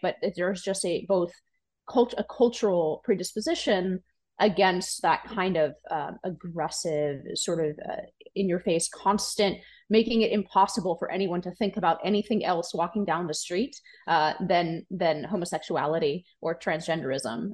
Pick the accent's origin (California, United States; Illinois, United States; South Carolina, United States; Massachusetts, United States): California, United States; my home state of California